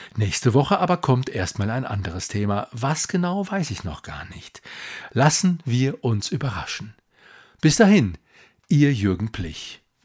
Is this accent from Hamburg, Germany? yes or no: no; Duisburg, North Rhine-Westphalia, Germany; now in Munich, Germany; Erinnerungen an die Symphoniekonzerte meiner Jugend in der Mercatorhalle in Duisburg